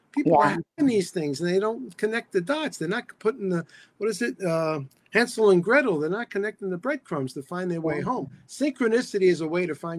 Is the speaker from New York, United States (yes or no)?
yes; New York City, New York, United States; When I was 14 years old, I grew up in the South Bronx